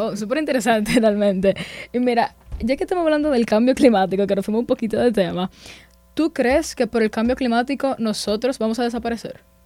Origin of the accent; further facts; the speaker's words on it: Dominican Republic; nosotros como dominicanos